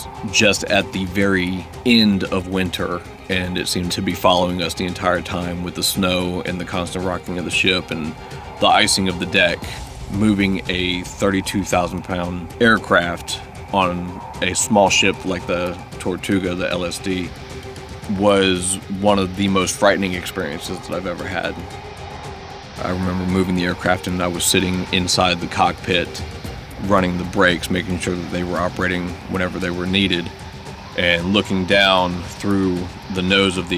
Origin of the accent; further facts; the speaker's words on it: North Carolina, United States; moved away; I am from North Carolina